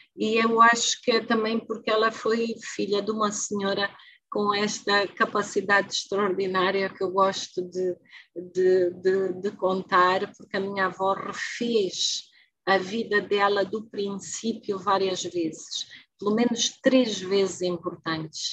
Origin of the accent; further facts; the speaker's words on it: Angola; mas não sou moçambicana, sou angolana